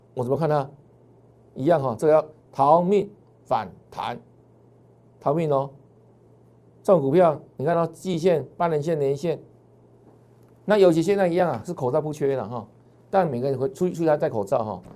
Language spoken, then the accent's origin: Chinese; Taiwan; 我们台湾人